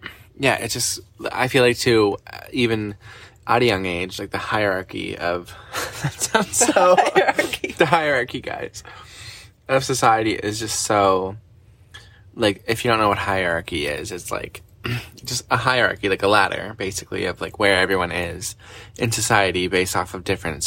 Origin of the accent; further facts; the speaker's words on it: Canada; we're Canadian